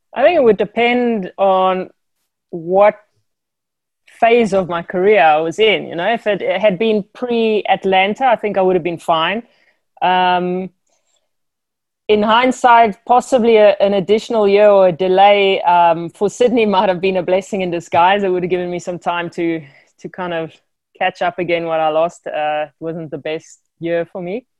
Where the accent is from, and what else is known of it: South Africa; born or raised there